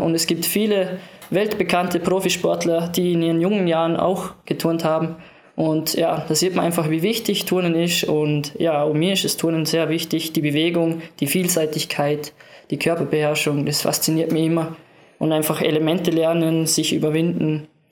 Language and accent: German; Lustenau, Vorarlberg, Austria; im Verein, in meinem Heimatort in Lustenau